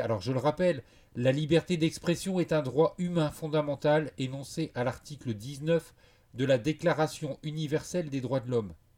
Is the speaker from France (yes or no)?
yes; France; je suis français